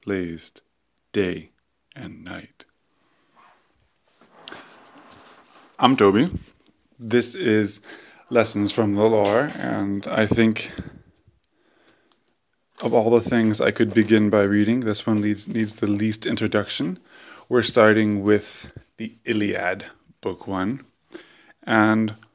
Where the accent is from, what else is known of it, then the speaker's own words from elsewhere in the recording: United States; now in Europe; I like being an American in Europe